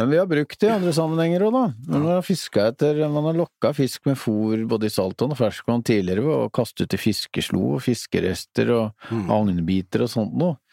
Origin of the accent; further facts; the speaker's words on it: Rakkestad, Østfold, Norway; Jeg vokste jo opp i Rakstad